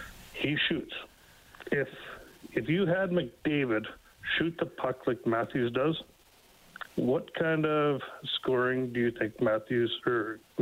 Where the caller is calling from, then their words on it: Fort St. John, British Columbia, Canada; I'm calling from Fort St. John, British Columbia.